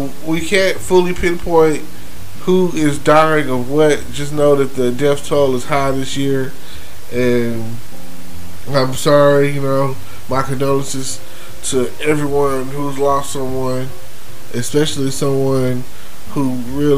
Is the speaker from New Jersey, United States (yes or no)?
no; Texas, United States; I'm from Texas